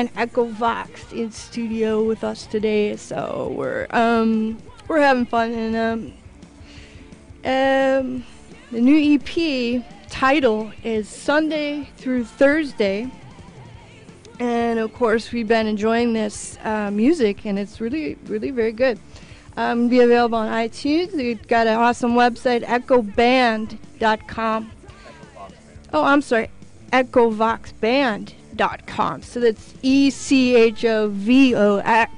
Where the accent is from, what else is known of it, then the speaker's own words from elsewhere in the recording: Midwest, United States; now in Orange County, United States; I'm from the Midwest too